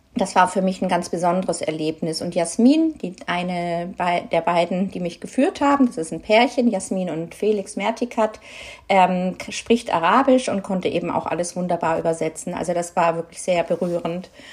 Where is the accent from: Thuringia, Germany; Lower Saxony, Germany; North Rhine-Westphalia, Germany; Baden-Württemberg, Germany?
Baden-Württemberg, Germany; Ludwigsburg; moved away; in meiner alten Heimatstadt Ludwigsburg